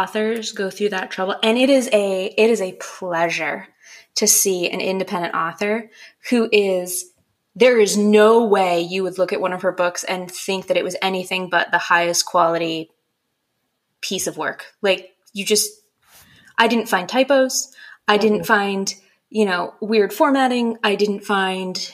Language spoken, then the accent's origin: English; Maine, United States; I'm from Maine.